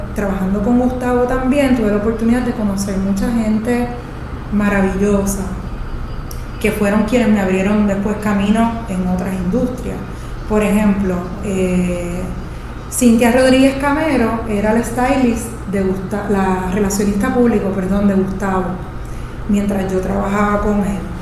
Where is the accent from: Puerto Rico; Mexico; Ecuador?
Puerto Rico; yo me fui a estudiar fuera de Puerto Rico porque en ese momento no existía un programa local